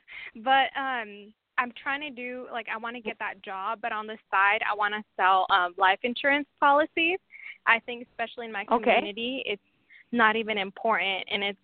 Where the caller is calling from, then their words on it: Washington, United States; From Washington.